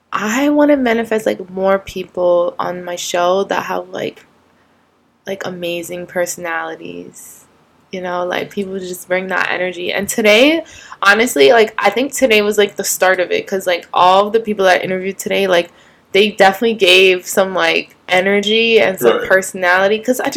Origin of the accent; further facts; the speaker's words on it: Wilmington, North Carolina, United States; now in New York, United States; Wilmington, North Carolina.